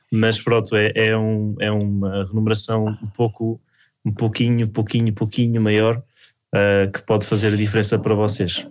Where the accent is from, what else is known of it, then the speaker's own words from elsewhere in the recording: Coimbra, Centro, Portugal; moved away as an adult; now in Lisbon, Portugal; eu sou de Coimbra e eu escolhi fazer o ano, o ano comum em Lisboa